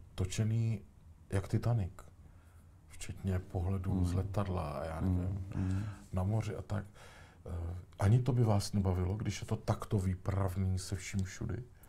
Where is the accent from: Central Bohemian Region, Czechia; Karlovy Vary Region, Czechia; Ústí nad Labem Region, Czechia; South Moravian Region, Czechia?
South Moravian Region, Czechia; Tišnov; u nás v Tišnově